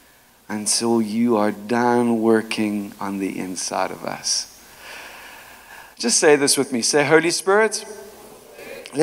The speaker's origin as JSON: {"language": "English", "country": "South Africa", "tie": "born or raised there", "also_born_or_lived": "Chicago", "moved": "yes", "said": "when I was growing up in South Africa, I was born in a time called apartheid."}